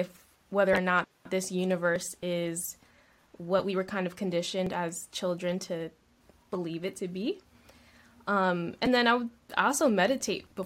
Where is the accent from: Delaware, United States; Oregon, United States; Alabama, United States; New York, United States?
Delaware, United States; I grew up on the East Coast as well. Delaware, born and raised, very small state.